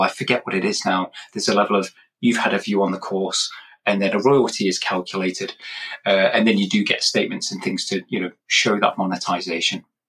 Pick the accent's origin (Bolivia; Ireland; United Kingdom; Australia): United Kingdom; England; moved away; I'm originally from England myself, hence this accent, uh, but I've moved around a bit